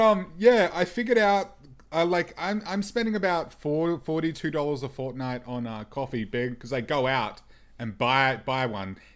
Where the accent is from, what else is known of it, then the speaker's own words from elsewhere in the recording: Melbourne, Victoria, Australia; I'm from Melbourne, and because I'm from Mel, Melbourne, that means I'm basically a coffee snob by default